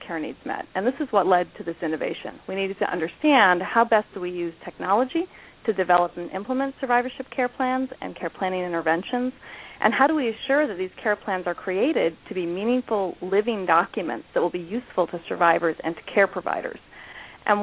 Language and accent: English; Ohio, United States; I'm from Ohio